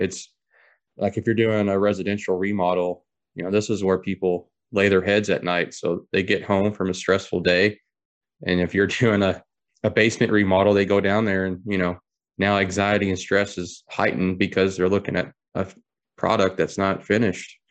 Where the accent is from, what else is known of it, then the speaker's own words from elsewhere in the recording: Taylorsville Lake area, Kentucky, United States; born and raised in Kentucky, um, around Taylorsville Lake area